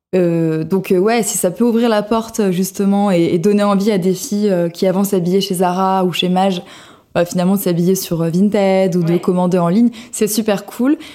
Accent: Cannes, Provence-Alpes-Côte d'Azur, France; moved away as an adult; now in Paris, France; je viens de la Côte d'Azur, de Cannes, où j'ai grandi, euh, j'ai fait mes études, etc., euh, jusqu'à mes 23 ans. Puis je suis montée à Paris

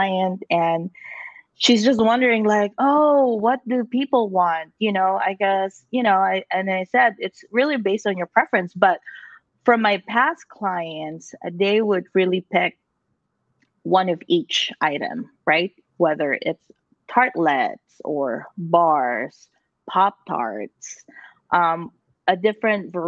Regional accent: Philippines; moved away; I grew up in the Philippines

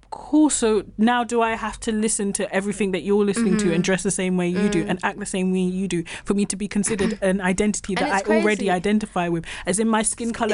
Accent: London, United Kingdom; moved away

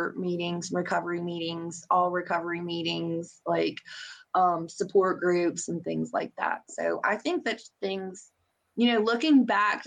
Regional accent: Boone County, West Virginia, United States; now in Beckley, United States; I grew up in Boone County

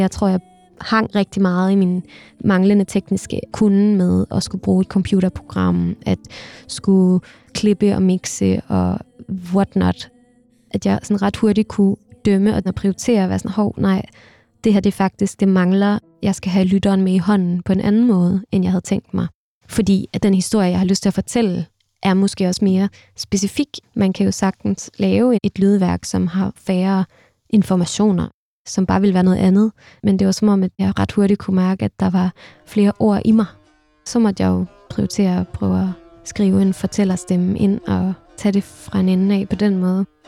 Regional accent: Denmark; also born or lived in Istanbul, Turkey; her hjemme i Danmark

